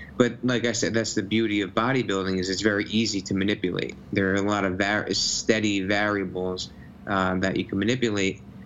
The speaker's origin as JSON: {"language": "English", "town": "Nutley", "region": "New Jersey", "country": "United States", "tie": "born or raised there", "said": "i grew up in new jersey grew up in the town i live in nutley"}